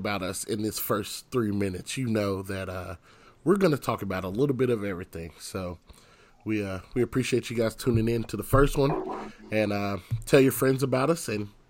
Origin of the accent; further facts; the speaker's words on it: Knoxville, Tennessee, United States; I'm from Knoxville, Tennessee.